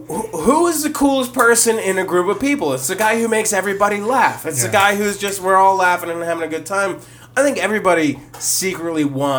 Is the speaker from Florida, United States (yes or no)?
no; Virginia, United States; Hey, man, I'm from Virginia.